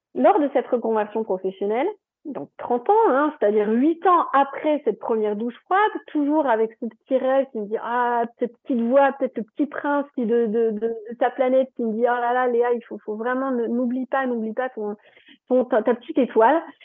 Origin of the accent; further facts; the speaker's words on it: Strasbourg, Grand Est, France; moved away as an adult; also born or lived in Toulouse; Moi, je viens de Strasbourg, donc voilà, donc je suis descendue à Toulouse